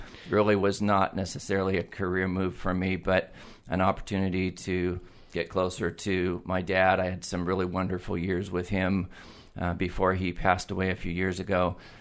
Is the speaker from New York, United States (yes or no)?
no; Eugene, Oregon, United States; moved away as an adult; also born or lived in Corvallis, Oregon / San Diego, California; I am a Eugene native. I was born and raised in Eugene